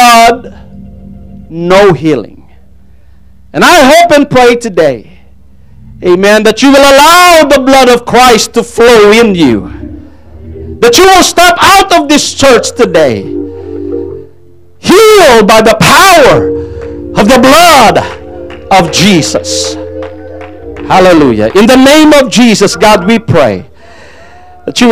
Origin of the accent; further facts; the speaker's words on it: Philippines; first language Tagalog; English is a second language; moved away; English is not my main language. I speak Tagalog.